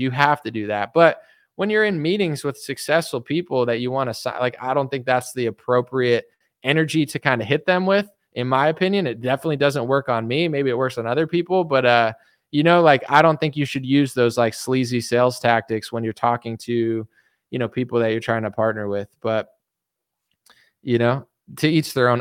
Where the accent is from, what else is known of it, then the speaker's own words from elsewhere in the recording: East Coast, United States; moved away; I'm from the East Coast.